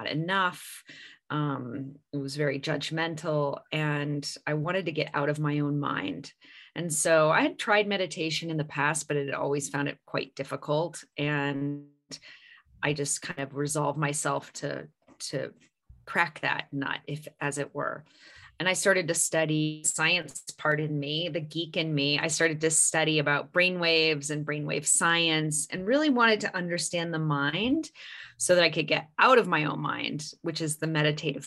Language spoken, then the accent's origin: English; California, United States; I grew up in California